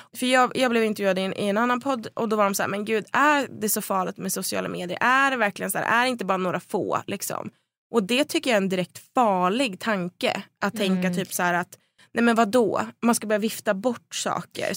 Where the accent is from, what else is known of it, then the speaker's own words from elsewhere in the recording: Söderhamn, Gävleborg County, Sweden; det fanns inga tjejlag i Söderhamn där jag växte upp